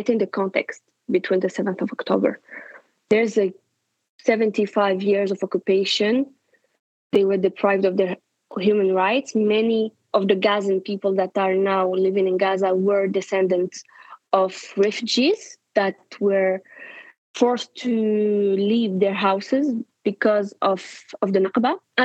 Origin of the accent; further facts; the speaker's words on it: France; also born or lived in Morocco; I was born in Morocco, but I grew up in France